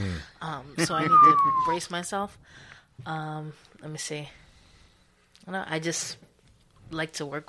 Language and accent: English; Providence, Rhode Island, United States; I'm 27. I'm from Providence